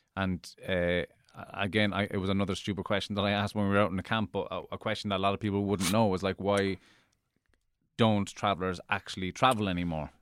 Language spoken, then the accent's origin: English; Cork, Munster, Ireland; I grew up in Cork